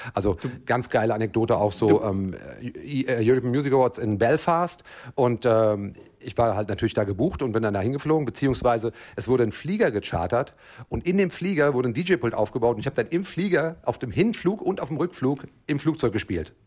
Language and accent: German; Frankfurt, Hesse, Germany; Ich komme ja eigentlich aus Frankfurt